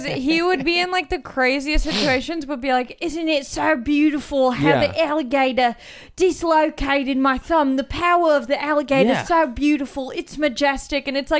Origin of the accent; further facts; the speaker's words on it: California, United States; I grew up near the Wiener Dog race in Orange County.